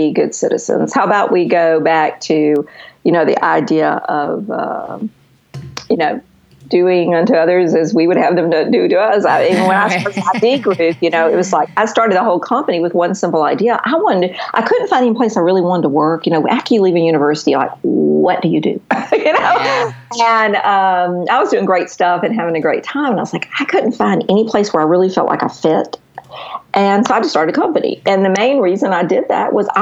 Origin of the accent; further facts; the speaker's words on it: the South, United States; I am from the South